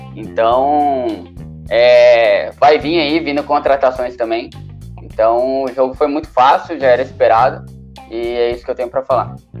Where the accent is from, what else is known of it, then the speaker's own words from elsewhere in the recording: Southeast, Brazil; também sou do Sudeste